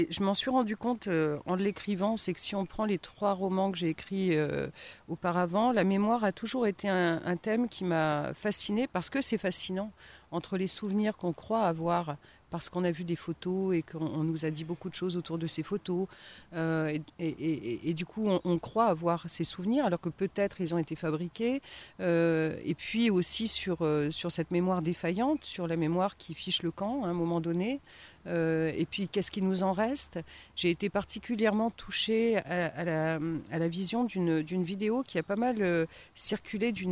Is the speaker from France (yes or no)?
yes; Compiègne, Hauts-de-France, France; born there; also born or lived in Haut-Jura; Alors, moi, je suis née dans l'Oise, à Compiègne. et puis ensuite, j'ai pas mal bourlingué aussi. Donc, donc voilà, j'ai vécu 10 ans dans le Haut-Jura